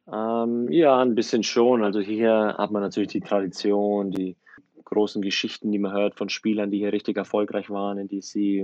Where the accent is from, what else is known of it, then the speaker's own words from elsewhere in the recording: Germany; now in United States; ich aufgewachsen bin in Deutschland